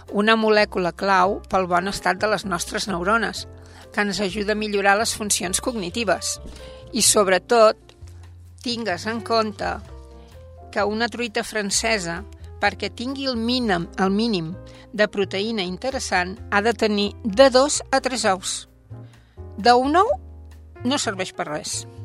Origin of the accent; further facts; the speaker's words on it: Sant Quirze del Vallès, Catalonia, Spain; quan jo era petita, aquí a Sant Quirze